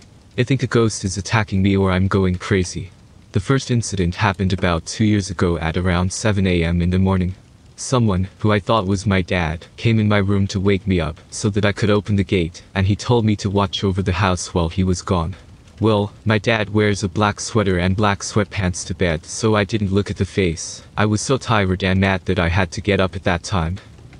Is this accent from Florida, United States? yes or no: no; Indiana, United States; A handful of odd things happened back in the house I grew up in Indiana.